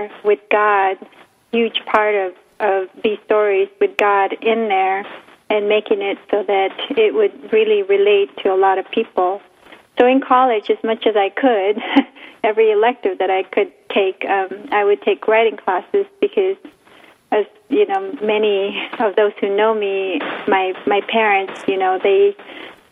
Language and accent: English; Philippines; now in United States; growing up in the Philippines